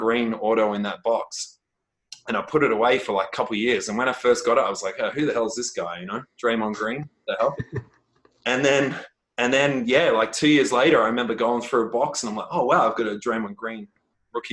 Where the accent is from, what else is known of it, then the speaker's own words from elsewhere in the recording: Australia; I'm Australian